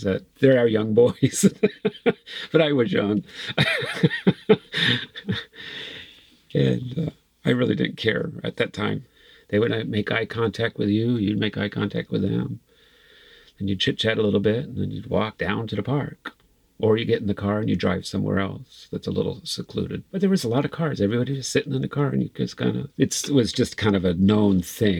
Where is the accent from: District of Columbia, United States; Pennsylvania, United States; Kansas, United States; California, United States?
California, United States; Santee; I grew up in Santee